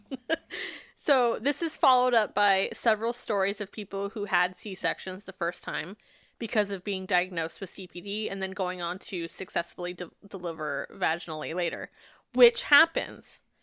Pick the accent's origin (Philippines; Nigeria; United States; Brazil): United States; Phoenix, Arizona; also born or lived in Peoria; my dad was a bishop from the time I was born until we moved from Phoenix to Peoria